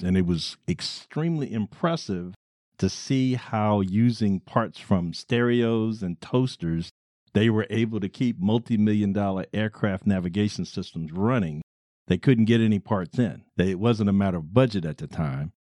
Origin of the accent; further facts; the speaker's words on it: Baltimore, Maryland, United States; I am from Baltimore City, the land of pleasant living, the monumental city